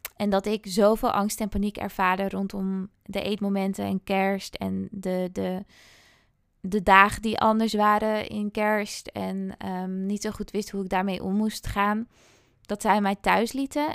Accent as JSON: {"language": "Dutch", "region": "Friesland", "country": "Netherlands", "moved": "as an adult", "lives_now": "Amsterdam, Netherlands", "said": "Ik kom uit Friesland oorspronkelijk"}